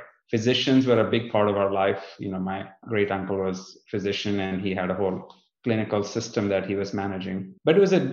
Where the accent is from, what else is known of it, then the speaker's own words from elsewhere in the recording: northern India, India; moved away as an adult; now in United States; I was born in India, in the northern part of India, just in the south of the Himalayas, in the foothills